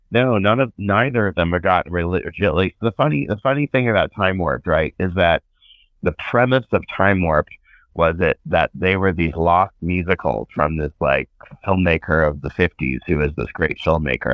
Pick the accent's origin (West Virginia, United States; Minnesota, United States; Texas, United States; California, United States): California, United States; Northern; I grew up in Northern California